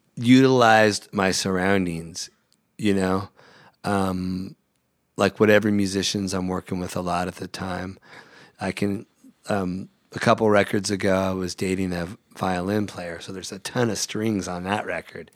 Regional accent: Central California, United States; moved away as an adult; now in Los Angeles, United States; I grew up in Central California

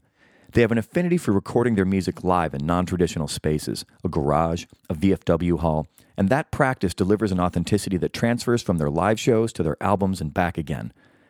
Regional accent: Chicago, Illinois, United States; now in Los Angeles, United States

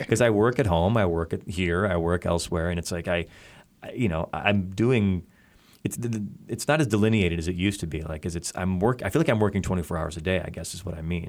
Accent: Chicago, Illinois, United States; the venues in my hometown

